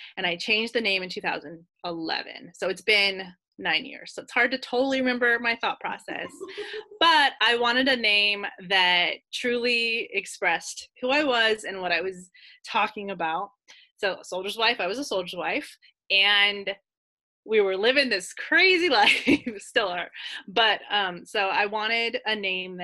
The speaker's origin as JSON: {"language": "English", "region": "California", "country": "United States", "moved": "yes", "lives_now": "Kentucky/Tennessee border, United States", "said": "me and my husband are both from California"}